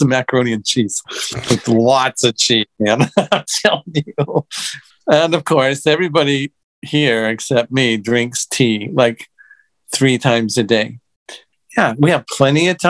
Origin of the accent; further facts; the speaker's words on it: United States; I'm from the States